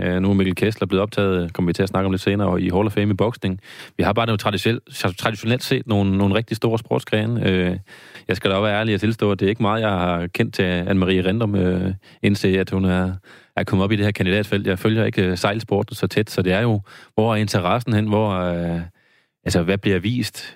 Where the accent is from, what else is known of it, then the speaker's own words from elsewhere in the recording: Randers, Central Denmark Region, Denmark; nu er jeg fra Randers